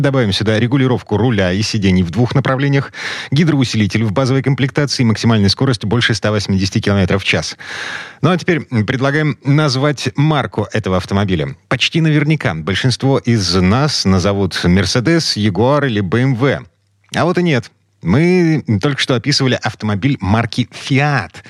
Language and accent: Russian; Saint Petersburg, Russia; из Петербурга.